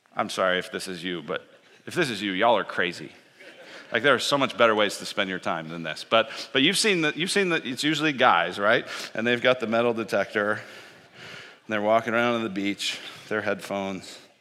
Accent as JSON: {"language": "English", "town": "Denver", "region": "Colorado", "country": "United States", "tie": "born or raised there", "said": "I grew up in Denver"}